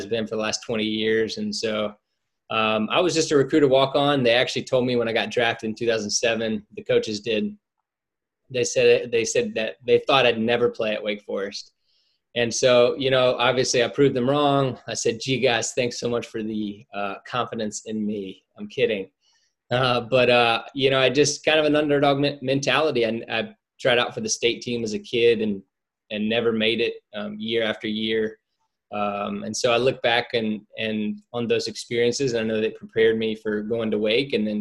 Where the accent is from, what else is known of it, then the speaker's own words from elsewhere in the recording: Winston-Salem, North Carolina, United States; I grew up in Winston-Salem